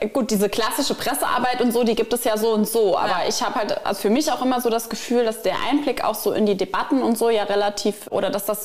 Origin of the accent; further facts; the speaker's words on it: Wolfersheim, Saarland, Germany; Also für mich persönlich ist es am schönsten in meinem Heimatort Wolfersheim.